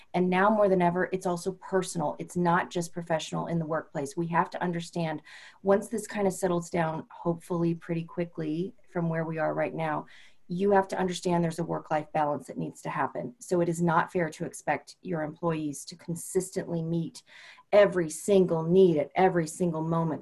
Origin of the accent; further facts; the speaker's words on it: California, United States; moved away as an adult; I'm originally from California